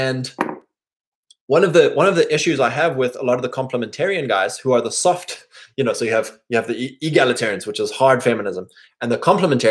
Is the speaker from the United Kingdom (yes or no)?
yes; England, United Kingdom; me being an English boy